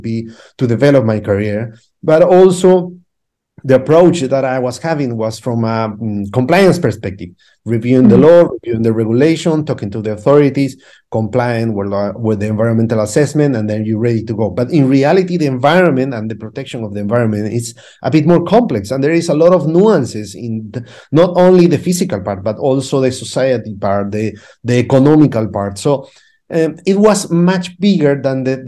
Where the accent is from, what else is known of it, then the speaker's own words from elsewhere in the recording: Cusco, Peru; English is a second language; moved away as an adult; now in London, United Kingdom; I'm from Cusco, which is a small town in Peru